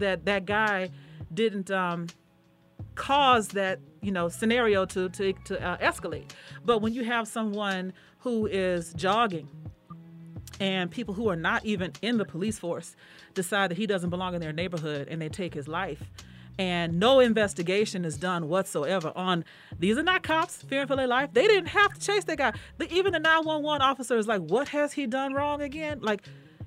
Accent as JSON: {"language": "English", "town": "Houston", "region": "Texas", "country": "United States", "tie": "born or raised there", "said": "I'm from Houston, Texas."}